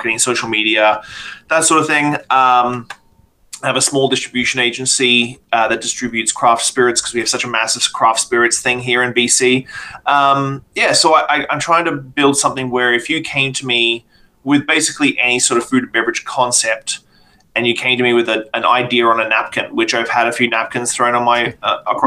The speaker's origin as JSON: {"language": "English", "country": "Australia", "moved": "as an adult", "lives_now": "Canada", "said": "I'm not from Canada. I'm from Australia"}